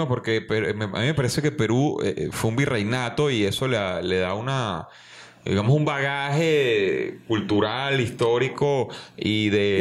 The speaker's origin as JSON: {"language": "Spanish", "country": "Venezuela", "said": "nuestro trabajo aquí como, como venezolanos"}